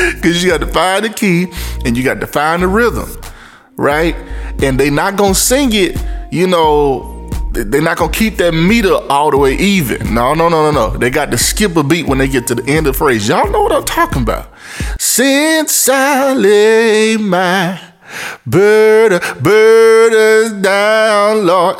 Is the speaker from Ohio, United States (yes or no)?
no; Memphis, Tennessee, United States; my Memphis folk. You know, that's my hometown. M Town